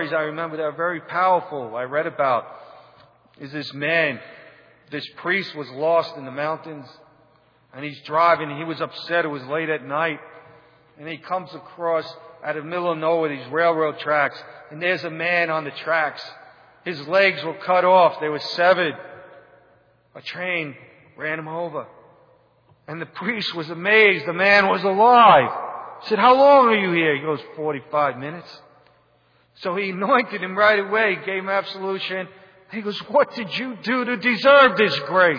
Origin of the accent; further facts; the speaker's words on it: New York City, New York, United States; I come from New York City